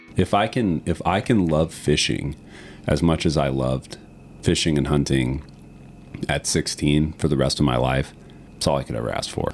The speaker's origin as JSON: {"language": "English", "area": "Green Swamp West, outside Tampa", "region": "Florida", "country": "United States", "tie": "born or raised there", "said": "I grew up the first five years of my life in an area outside of Tampa called Green Swamp West. So my family is five generations of the Tampa Bay Cedar Key area"}